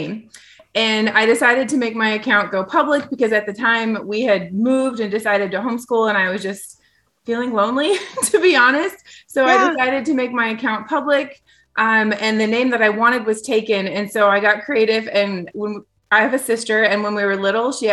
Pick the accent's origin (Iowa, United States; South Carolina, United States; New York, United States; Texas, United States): Iowa, United States; moved away as an adult; also born or lived in Southwest Arkansas; now in Arkansas, United States; I'm from Iowa originally, but we currently live in Southwest Arkansas.